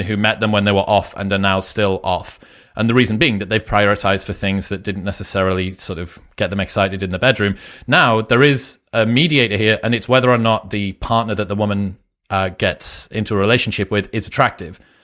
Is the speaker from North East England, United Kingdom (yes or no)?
yes; Newcastle upon Tyne, North East England, United Kingdom; moved away as an adult; now in Austin, United States; I'm from Newcastle, which is northeast